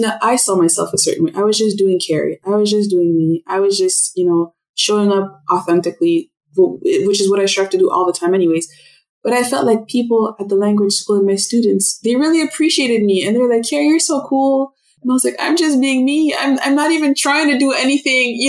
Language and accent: English; Ottawa, Ontario, Canada; first language French; English is a second language; moved away; also born or lived in Montreal / Toronto / Vancouver; French is my mother tongue. English is my second language. And I remember when we moved to Ottawa, all the kids on my street, because I was born in Montreal